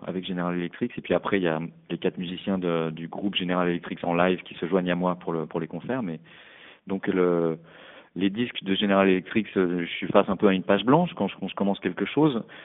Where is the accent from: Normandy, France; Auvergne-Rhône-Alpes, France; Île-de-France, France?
Île-de-France, France; Paris; moved away as an adult; now in Berlin, Germany; j'ai grandi à Paris